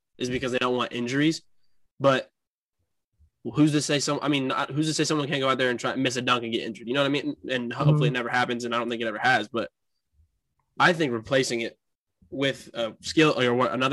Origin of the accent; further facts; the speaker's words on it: Indiana, United States; We're from Indiana